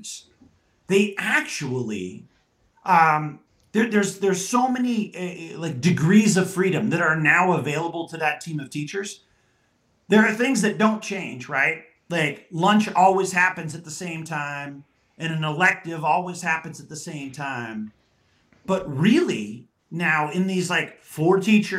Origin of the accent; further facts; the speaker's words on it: Southwest, United States; I'm from the Southwest here